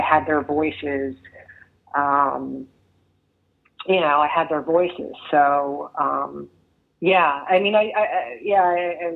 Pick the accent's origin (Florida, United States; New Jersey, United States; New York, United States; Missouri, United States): New Jersey, United States; I grew up in New Jersey